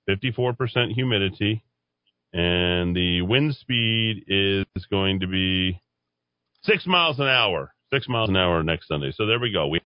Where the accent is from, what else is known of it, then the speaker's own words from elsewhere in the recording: Albuquerque, New Mexico, United States; also born or lived in Air Force bases; Uh, Eddie, growing up in Air Force, home was where my parents grew up, where my grandparents and great grandparents moved in the 1920s and the 30s to make their home become small business owners. Albuquerque is the closest thing that I have to hometown.